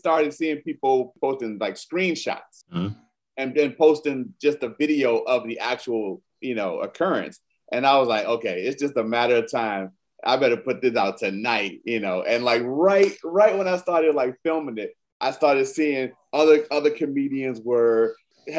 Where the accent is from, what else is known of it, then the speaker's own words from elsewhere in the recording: Maryland, United States; moved away as an adult; now in California, United States; I grew up in Maryland